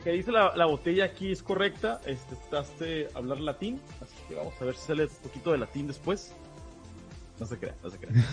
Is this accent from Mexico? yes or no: yes; Baja California, Mexico; tanto Luis como yo somos baja californianos